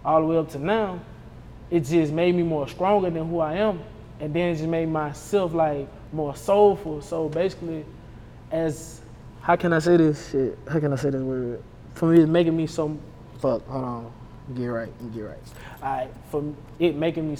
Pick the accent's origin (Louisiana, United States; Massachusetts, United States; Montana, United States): Louisiana, United States; Hammond; I'm from Hammond, Louisiana. My mom, she from A.M.E., and my dad from A.M.E., but mostly I was raised in Hammond, Louisiana, Lincoln Park